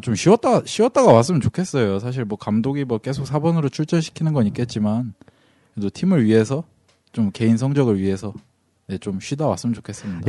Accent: Cheongju, North Chungcheong, South Korea; 저기 청주가 고향입니다.

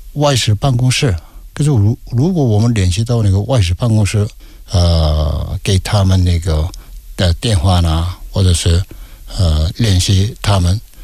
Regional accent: South Korea; Chinese is a second language; moved away as an adult; also born or lived in Beijing, China; 我们韩国人说是特派员

